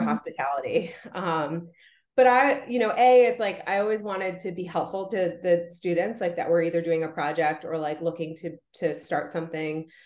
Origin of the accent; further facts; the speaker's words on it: Rye, New York, United States; I grew up in in Rye, New York, which is like super super like wealthy community